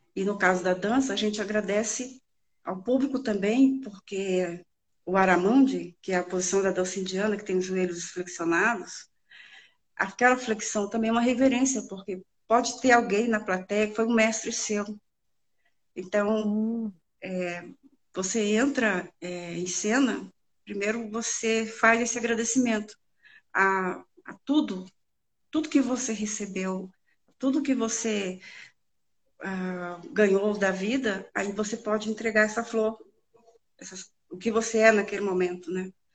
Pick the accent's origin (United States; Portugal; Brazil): Brazil; Northeast Region; a nordestina, que é de onde eu vim.